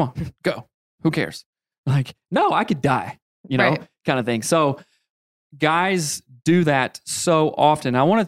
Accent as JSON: {"language": "English", "region": "South Carolina", "country": "United States", "tie": "born or raised there", "said": "I was raised in the Bible Belt"}